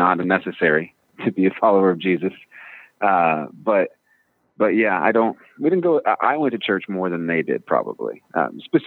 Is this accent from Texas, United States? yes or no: yes; Midland, Texas, United States; also born or lived in California / Washington; now in Virginia, United States; I grew up in Midland, Texas